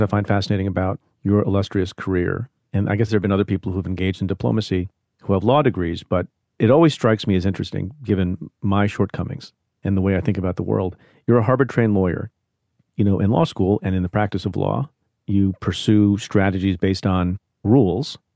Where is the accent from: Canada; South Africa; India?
India; now in United States; an immigrant, like I am. I was born in India.